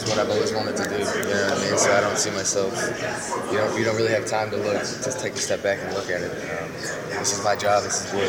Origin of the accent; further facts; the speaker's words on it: Bluefield, West Virginia, United States; You know, I came from Bluefield, West Virginia